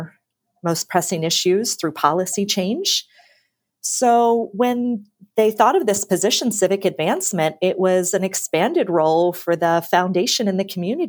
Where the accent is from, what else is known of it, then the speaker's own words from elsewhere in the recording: Cincinnati, Ohio, United States; I grew up in Cincinnati